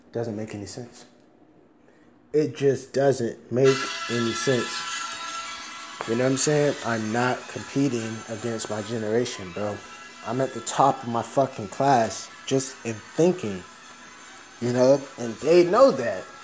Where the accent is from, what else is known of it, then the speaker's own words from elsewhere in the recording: Miami, Florida, United States; I'm from Miami, so the first friends I had, they were of all different races